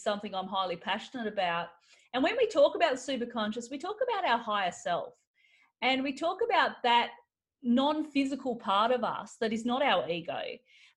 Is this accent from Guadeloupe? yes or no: no; Alice Springs, Northern Territory, Australia; when I was a child, because I grew up in Aboriginal communities, and so we actually lived at near Alice Springs